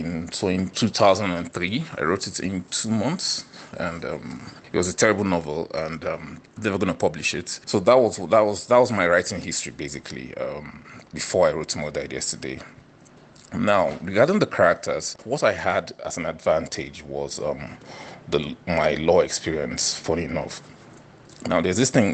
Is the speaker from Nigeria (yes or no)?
yes; Niger Delta, Nigeria; I'm from the Niger Delta region in Nigeria